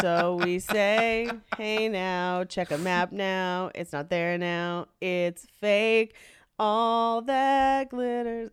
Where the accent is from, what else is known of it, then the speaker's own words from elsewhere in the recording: Fremont, California, United States; I was born in Fremont, California. Uh, hometown hero.